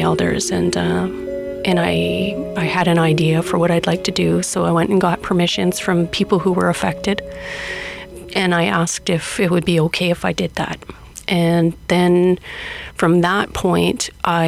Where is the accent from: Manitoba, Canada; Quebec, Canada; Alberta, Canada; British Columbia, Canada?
Alberta, Canada; Cold Lake First Nations; now in Edmonton, Canada; I'm Cree Métis from Cold Lake First Nations